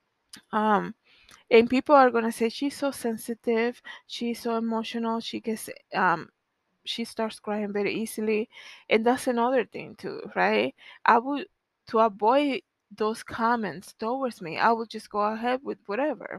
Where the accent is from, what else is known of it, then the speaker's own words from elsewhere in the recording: Dominican Republic; moved away; growing up in the Dominican Republic